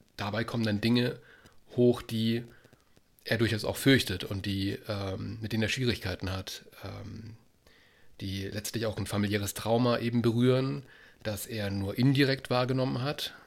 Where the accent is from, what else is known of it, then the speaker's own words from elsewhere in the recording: Baden-Württemberg, Germany; als, als ähm, Südbadener